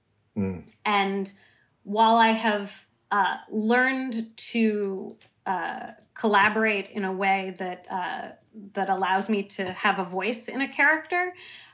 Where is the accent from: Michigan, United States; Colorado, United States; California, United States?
California, United States; San Francisco; I grew up in San Francisco